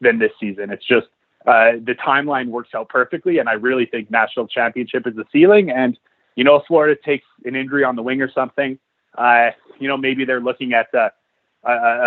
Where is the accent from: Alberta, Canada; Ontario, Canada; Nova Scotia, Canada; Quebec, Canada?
Alberta, Canada; Edmonton; moved away; my hometown team